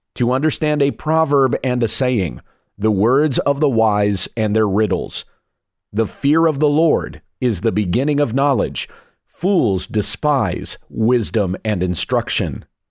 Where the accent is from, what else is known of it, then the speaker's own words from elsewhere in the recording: South Carolina, United States; moved away; I'm a Southern boy at heart. I was born in South Carolina.